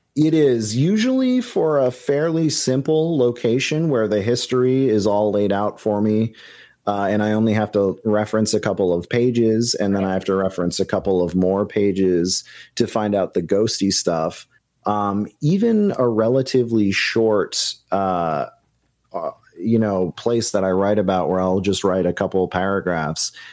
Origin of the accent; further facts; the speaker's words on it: New Hampshire, United States; the places where I grew up in New Hampshire